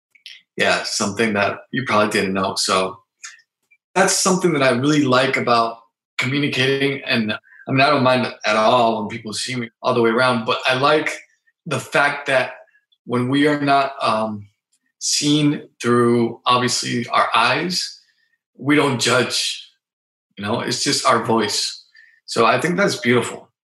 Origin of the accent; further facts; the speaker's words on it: Mexico City, Mexico; born there; also born or lived in San Diego, United States; now in Tijuana, Mexico; I currently live in Tijuana, Mexico, in Baja California. I was born in Mexico City.